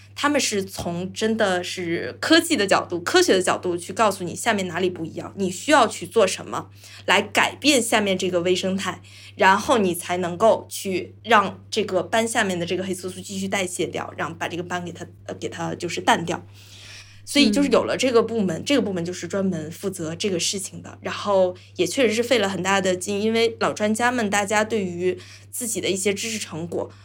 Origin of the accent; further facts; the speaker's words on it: China; 我们中国人会相对含蓄一些